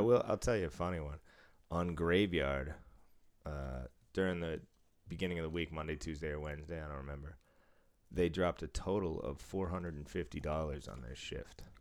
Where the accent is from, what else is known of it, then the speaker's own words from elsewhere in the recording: Massachusetts, United States; moved away; I don't live in Massachusetts anymore